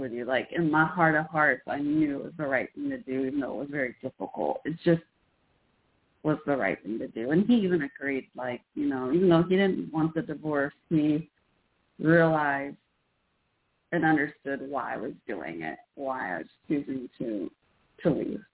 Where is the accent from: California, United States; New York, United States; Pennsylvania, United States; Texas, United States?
Texas, United States; Irving; also born or lived in Fort Worth, Texas / Waco, Texas / Carrollton, Texas; now in Denton, United States; Then we moved to Irving, where I mostly grew up. That's where the Cowboy Stadium used to be in Irving, Texas.